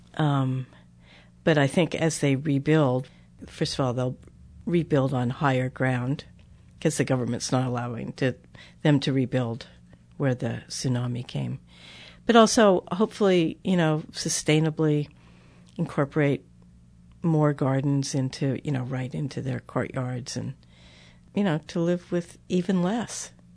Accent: United States; I'm an American

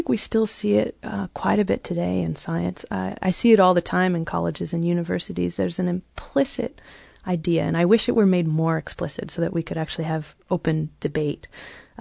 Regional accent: California, United States; moved away as an adult; also born or lived in Cambridge; I grew up in California and went to college in California

